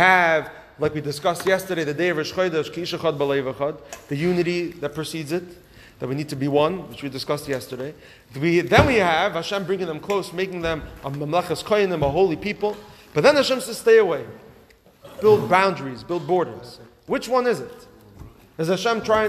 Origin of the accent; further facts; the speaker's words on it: Los Angeles, California, United States; moved away; growing up in Los Angeles